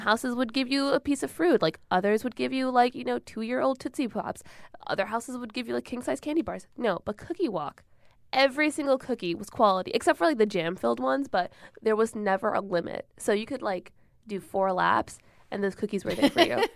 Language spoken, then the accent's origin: English; Michigan, United States; I grew up in Michigan